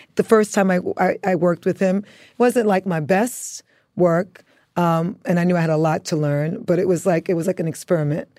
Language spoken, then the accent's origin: English; New York City, New York, United States; born or raised there; also born or lived in Antigua